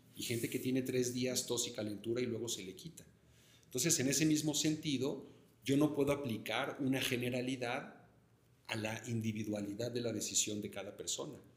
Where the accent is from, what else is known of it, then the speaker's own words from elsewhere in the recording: Mexico City, Mexico; yo como chilango también, me siento muy orgulloso de vivir en esta ciudad